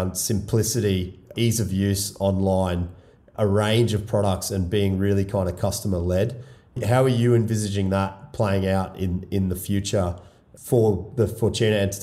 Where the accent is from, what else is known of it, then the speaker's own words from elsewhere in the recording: Australia; moved away as an adult; also born or lived in Ireland / United Kingdom; being an Australian